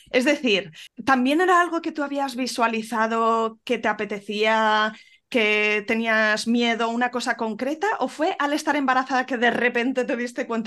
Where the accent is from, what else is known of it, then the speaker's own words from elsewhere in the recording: a village in Granada, Andalusia, Spain; moved away as an adult; now in Málaga, Spain; pues nosotros vivimos en Málaga, aunque somos de un pueblo de Granada